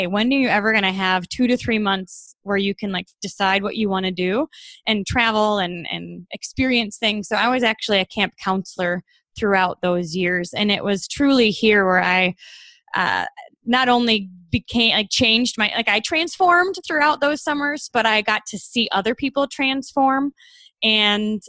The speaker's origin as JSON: {"language": "English", "town": "Troy", "region": "Michigan", "country": "United States", "tie": "born or raised there", "said": "I was born and raised in Troy, Michigan, which is right outside Detroit."}